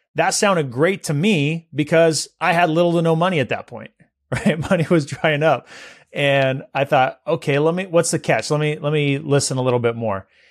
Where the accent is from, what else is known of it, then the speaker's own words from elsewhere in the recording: Visalia, California, United States; Visalia, my hometown where I grew up